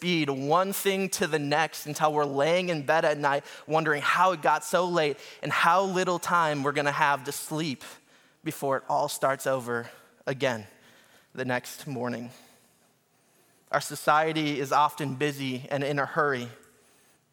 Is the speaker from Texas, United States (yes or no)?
no; Minnesota, United States; also born or lived in Detroit area, Michigan; now in Detroit, United States; I'm from Minnesota originally.